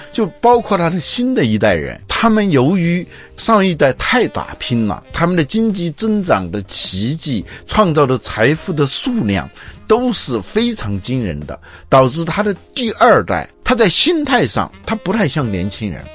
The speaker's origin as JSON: {"language": "Chinese", "country": "China", "said": "我们中国人"}